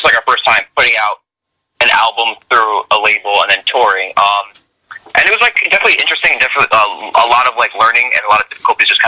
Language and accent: English; Union, New Jersey, United States; central Jersey. We're all from like different areas. Like I'm from Union, so that's like central, right by the airport, by Newark Airport.